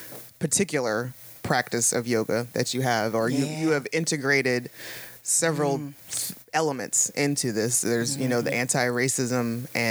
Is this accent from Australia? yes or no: no; Toledo, Ohio, United States; moved away as an adult; now in Pittsburgh, United States; I'm from Toledo, Ohio, and it's not like we didn't have winter and snow there.